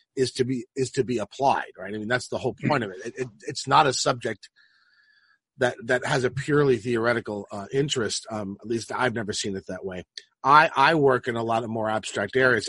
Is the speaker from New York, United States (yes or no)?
yes; Roslyn, New York, United States; also born or lived in Manhattan / Queens; I grew up in Roslyn